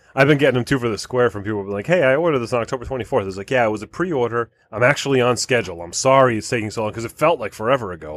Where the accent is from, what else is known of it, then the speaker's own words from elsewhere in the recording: United States; We're American